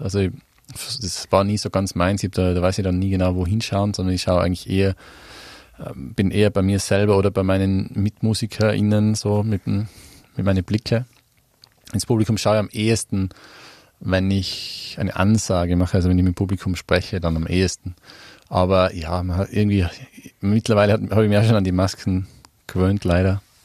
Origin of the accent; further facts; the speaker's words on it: Mieming, Tyrol, Austria; moved away as an adult; also born or lived in Innsbruck; now in London, United Kingdom; Ich komme ja nicht aus Innsbruck, also ich komme ja vom Oberland, aus einem Dorf